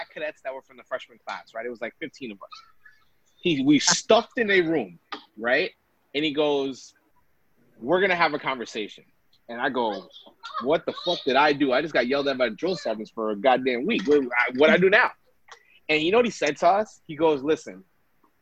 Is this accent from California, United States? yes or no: no; New York City, New York, United States; also born or lived in Vermont; I grew up in Brooklyn, New York.